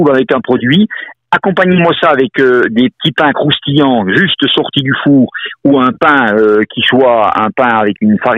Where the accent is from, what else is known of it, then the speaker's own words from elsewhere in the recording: Morteau, Bourgogne-Franche-Comté, France; Alors moi je suis un mortuacien, non seulement pur chou, je suis né à Morteau, on ne peut pas faire plus souche que ça.